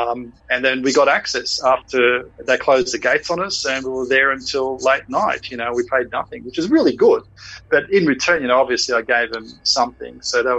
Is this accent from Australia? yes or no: yes; Australia; look, you know, guys, we're here from Australia.